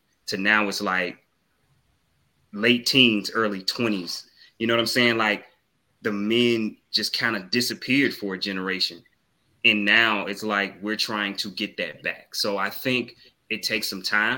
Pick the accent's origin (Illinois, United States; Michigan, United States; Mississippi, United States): Mississippi, United States; I'm from the South. So Mississippi